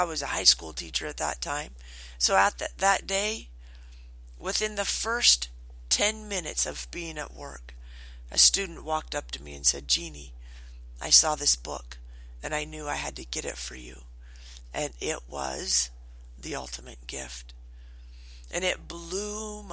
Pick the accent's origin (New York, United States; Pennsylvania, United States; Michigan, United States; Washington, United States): Washington, United States; moved away; I grew up in Washington.